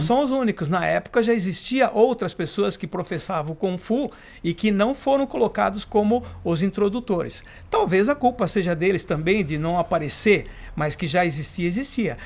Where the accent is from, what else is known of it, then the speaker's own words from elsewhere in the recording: Votorantim, São Paulo, Brazil; moved away; Eu nasci em Votorantim